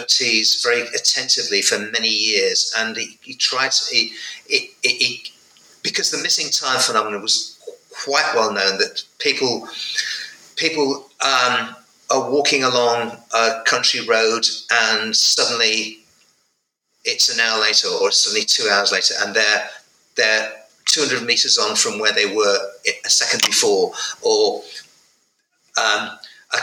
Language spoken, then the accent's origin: English; North West England, United Kingdom; in provincial England, in Northwest England, in 1972